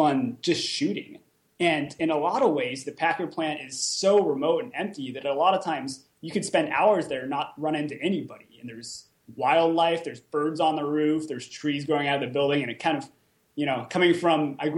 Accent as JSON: {"language": "English", "region": "Southern California", "country": "United States", "tie": "born or raised there", "moved": "as an adult", "lives_now": "Detroit, United States", "said": "I grew up in Southern California"}